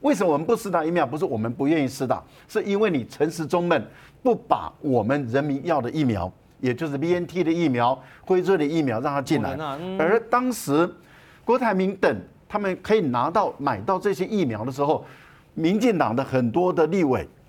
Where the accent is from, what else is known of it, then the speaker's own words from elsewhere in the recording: Taiwan; 第二个呢，你也没有理由用我们台湾人的生命。